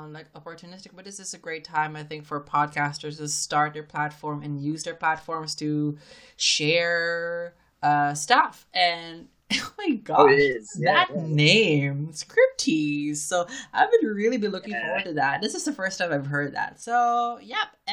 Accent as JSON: {"language": "English", "country": "Philippines", "tie": "born or raised there", "moved": "yes", "said": "from my home country, the Philippines"}